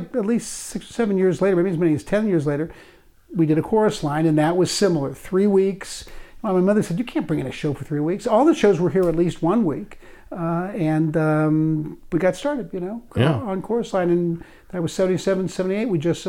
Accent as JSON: {"language": "English", "region": "New York", "country": "United States", "said": "We don't care. We're from New York. We're going to do it."}